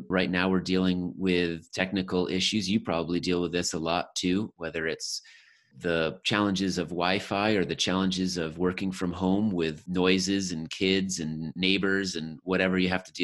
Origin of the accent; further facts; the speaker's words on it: Connecticut, United States; I grew up in Connecticut